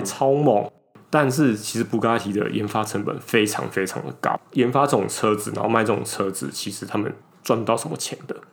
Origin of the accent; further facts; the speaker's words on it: southern Taiwan, Taiwan; now in northern Taiwan; 我们两个其实是北漂上来的